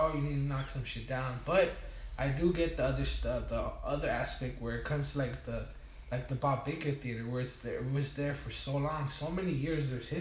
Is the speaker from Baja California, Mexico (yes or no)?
yes; Tijuana, Baja California, Mexico; also born or lived in Long Beach, California; now in Wilmington, United States; I moved to TJ, uh-huh. when I was about 2 months, 3 months old. Mm-hmm. And I was raised over there.